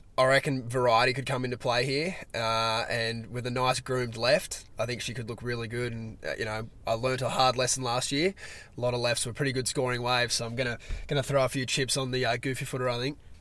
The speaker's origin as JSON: {"language": "English", "country": "Australia", "said": "as an Australian surf fan"}